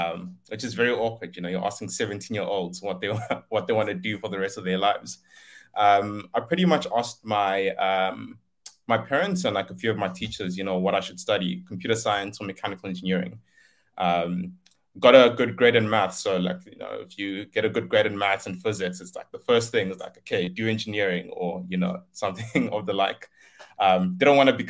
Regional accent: Limpopo, South Africa; moved away as an adult; also born or lived in Cape Town; I come from Limpopo. I was born and raised there. Moved to Cape Town to do my studies.

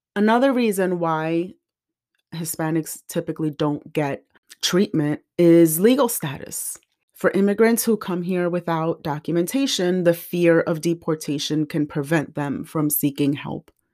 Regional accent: New Jersey, United States; I grew up in Jersey

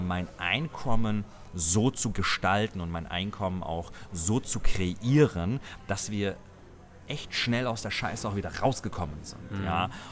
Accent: Germany; hier bei uns in Deutschland

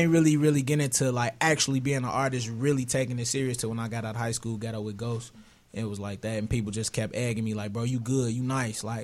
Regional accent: Chicago, Illinois, United States; Morgan Park area, one eleven.

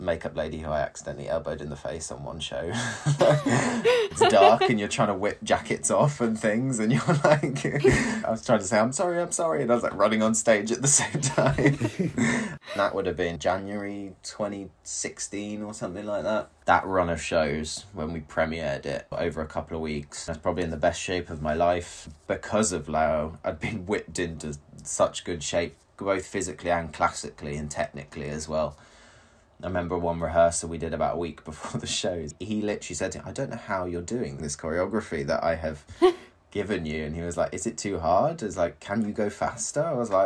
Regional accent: United Kingdom; first language English; moved away as an adult; also born or lived in Croatia; I was from the UK

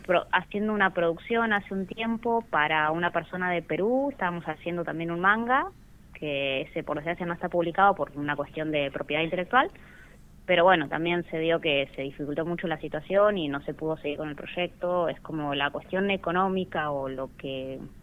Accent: Rawson, Chubut, Argentina; yo soy de Rawson

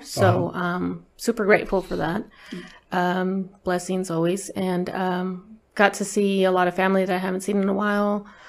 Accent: Bakersfield, California, United States; I was born in Bakersfield, California. Uh-huh. So County of Kern. And I was born in the east side of Bakersfield. So I was in the very grimy part, I guess they call it Tweaker Central

